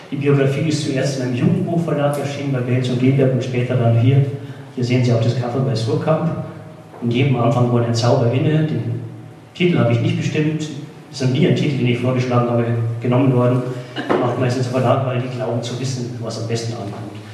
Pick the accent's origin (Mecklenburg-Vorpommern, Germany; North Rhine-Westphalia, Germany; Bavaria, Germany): Bavaria, Germany; ins tiefe Niederbayern, wo ich hergekommen, bin, wo ich geboren bin und aufgewachsen bin.